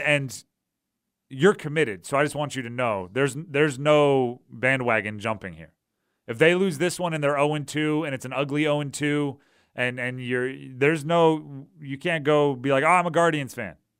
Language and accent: English; New Jersey, United States; moved away; when I grew up in New Jersey